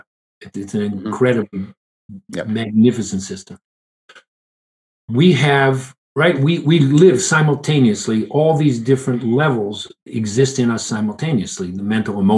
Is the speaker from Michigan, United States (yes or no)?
yes; Detroit, Michigan, United States; I grew up in Detroit.